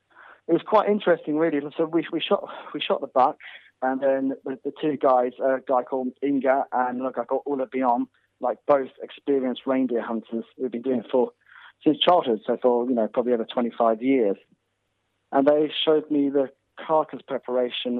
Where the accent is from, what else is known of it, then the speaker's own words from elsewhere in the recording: Snowdonia, North Wales, United Kingdom; moved away; also born or lived in Kent; I grew up in Snowdonia in North Wales.